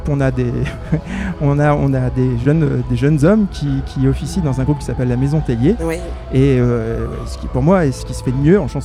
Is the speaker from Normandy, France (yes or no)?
yes; Evreux, Normandy, France; moi, je suis métisse, je suis d'Evreux.